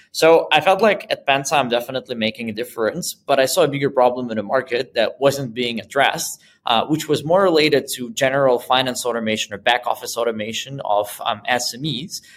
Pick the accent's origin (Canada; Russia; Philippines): Russia; Moscow; moved away as an adult; also born or lived in Boston; now in Berlin, Germany; I'm originally from Moscow and that's where I started my first business